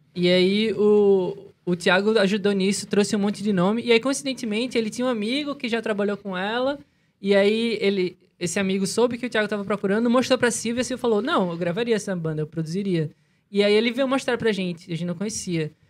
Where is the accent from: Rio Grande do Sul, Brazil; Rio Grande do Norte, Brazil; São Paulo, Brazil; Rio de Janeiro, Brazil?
Rio Grande do Norte, Brazil; Natal; A gente é de Natal